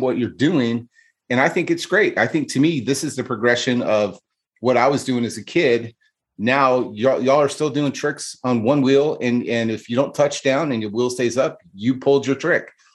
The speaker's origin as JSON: {"language": "English", "region": "California", "country": "United States", "tie": "born or raised there", "moved": "as an adult", "lives_now": "Arizona, United States", "said": "grew up in California and moved away 15 years ago, you know, I moved from California to Arizona"}